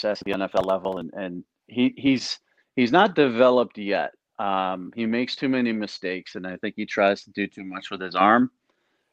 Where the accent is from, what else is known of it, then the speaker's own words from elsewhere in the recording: Northeast, United States; I am from the Northeast, not a football hotbed